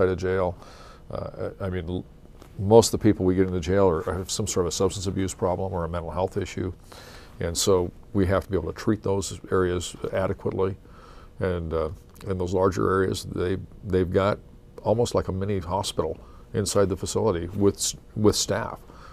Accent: Coeur d'Alene, Idaho, United States; I'm from Coeur d'Alene, we have a lot of visitors

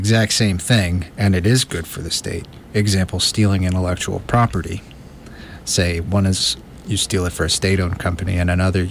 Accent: United States; Maybe it's being raised American

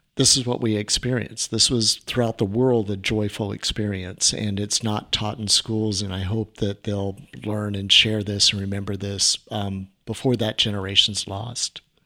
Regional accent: Orange County, California, United States; I grew up in Orange County, back when we had orange groves

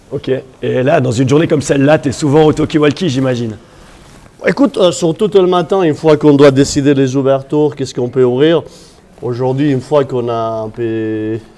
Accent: Occitania, France; accent: slightly Catalan; moi, je suis originaire des Pyrénées, une région qui s'appelle la Cerdagne. Euh, c'est la frontière avec l'Andorre, l'Espagne et la France. Et c'est pour ça cet accent euh, un peu catalan, on peut dire.

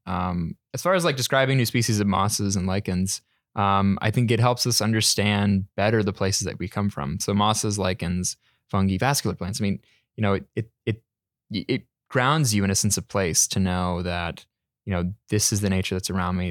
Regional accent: North Carolina, United States; born or raised there; moved away as an adult; now in Vancouver, Canada

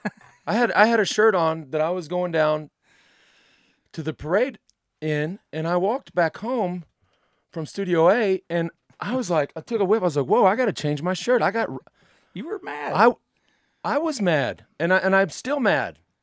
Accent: United States; from experience as an American and, and riding for an American team

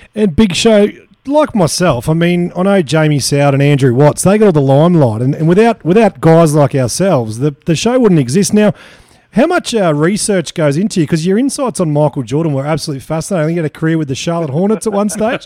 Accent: Queensland, Australia; as a Queenslander

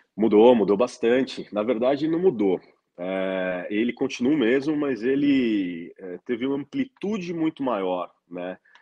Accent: Brazil; also born or lived in California, United States; eu preferi morar fora do Brasil

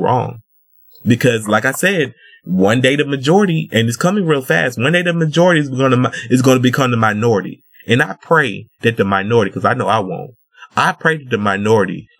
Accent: Georgia, United States; I grew up in Georgia

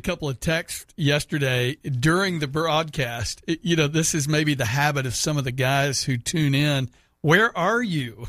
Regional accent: Houston, Texas, United States; moved away; Houston, so my hometown

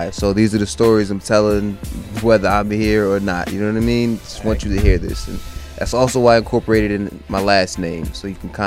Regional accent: Newark, New Jersey, United States; born there; I was born in Newark. Born in Newark.

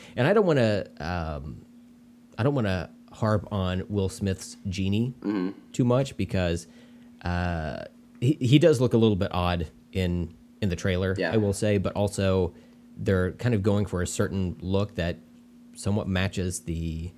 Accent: India; I really wanted it to because I'm Indian, and I was like, oh, this should be for me.

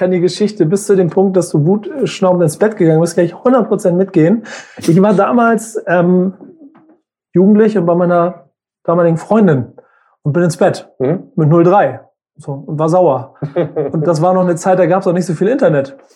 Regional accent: Hamburg, Germany; ich bin Hamburger.

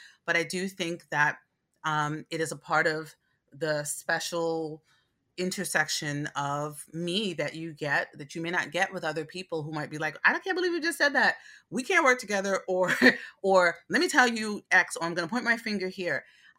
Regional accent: Brooklyn, New York, United States; I was raised in Brooklyn, New York. I was primarily raised around Black people and Puerto Rican people in East New York, Brooklyn.

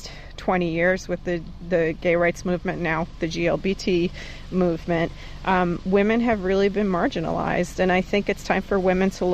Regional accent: New York, United States; we're from New York

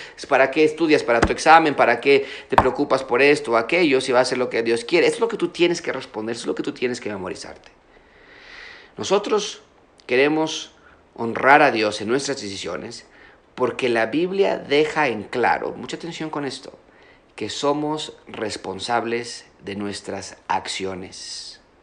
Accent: Mexico; nosotros como mexicanos

